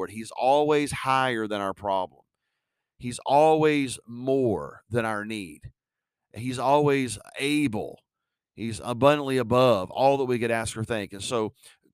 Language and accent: English; West Virginia, United States; I'm from West Virginia